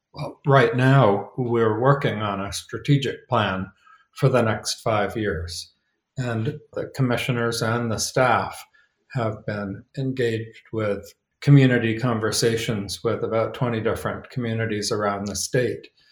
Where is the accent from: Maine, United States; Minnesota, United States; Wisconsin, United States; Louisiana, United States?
Maine, United States; North Haven; moved away as an adult; also born or lived in New York City, United States; I took the ferry from Rockland out to North Haven. And that's where I grew up